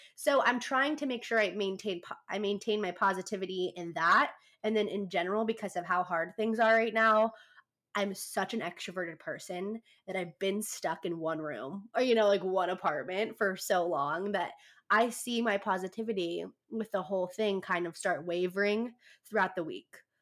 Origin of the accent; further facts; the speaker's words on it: California, United States; now in San Diego, United States; I'm from California, kind of in the middle of nowhere, but I've lived in San Diego for the past ooh four years. So I've I've moved out when I was 17